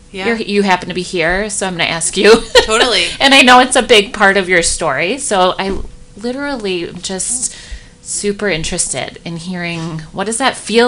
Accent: West Michigan, United States; I grew up here in West Michigan

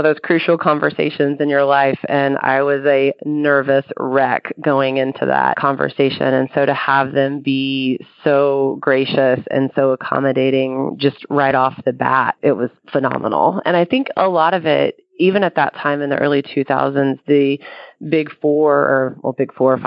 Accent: near Austin, Texas, United States; about 15 minutes from my hometown

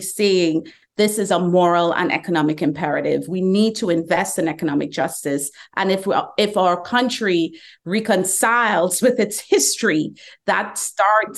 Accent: Trinidad & Tobago; moved away as an adult; now in Atlanta, United States; I was born in the Caribbean

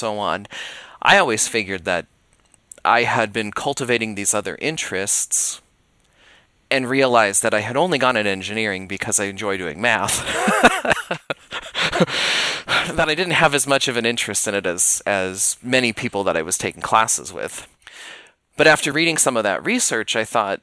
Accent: Billings, Montana, United States; also born or lived in Spokane, Washington; I grew up in Billings, Montana, which is only a two-hour drive from where Montana State is located in Bozeman

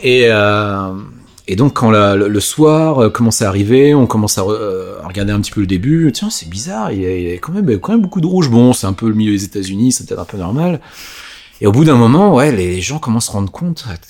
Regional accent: Yvelines, Île-de-France, France; moved away as an adult; now in United States; j'ai vécu dans les Yvelines en fait, mhm. c'est là où j'ai grandi

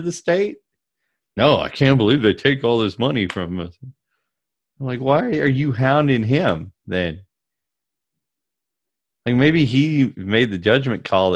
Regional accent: Southeast, United States; I grew up in the Southeast

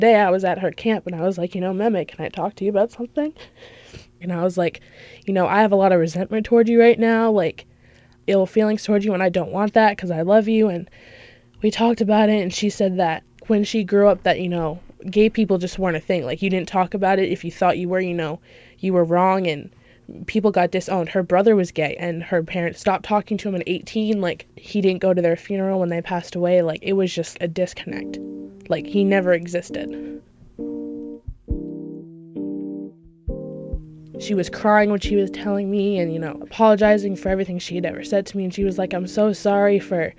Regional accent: Kennebunk, Maine, United States; I'm from Kennebunk

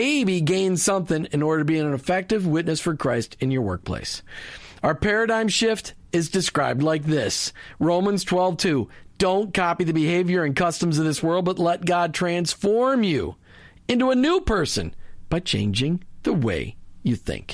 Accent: Minneapolis, Minnesota, United States; now in Clearwater, United States; Minneapolis, St. Paul, Minnesota, my hometown.

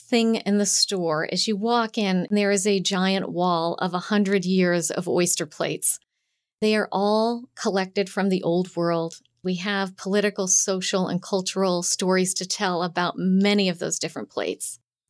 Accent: Montana, United States; Truth be told, I'm a farmer's daughter, and I grew up in Big Sky Country on a sheep ranch.

